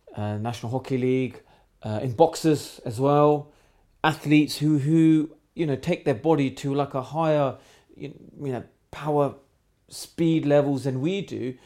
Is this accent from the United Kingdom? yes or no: yes; England, United Kingdom; I'm born in a country where I am British 'cause I'm born in this country, so I'm English, I'm British as they come